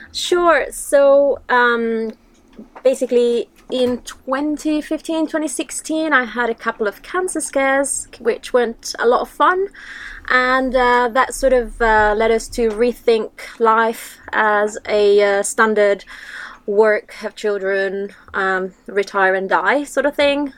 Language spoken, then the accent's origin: English; Italy; moved away as an adult; also born or lived in United Kingdom; I'm originally from Italy. I've lived in the UK for seven years